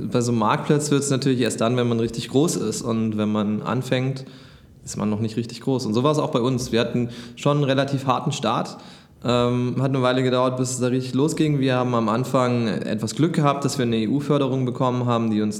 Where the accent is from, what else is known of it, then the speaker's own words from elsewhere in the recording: Hamburg, Germany; Und als Hamburger ist es auch schwer.